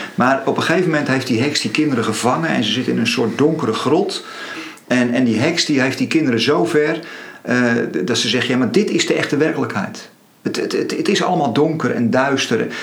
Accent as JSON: {"language": "Dutch", "country": "Netherlands", "said": "we worden als Nederlanders niet voor niks Calvinistisch genoemd."}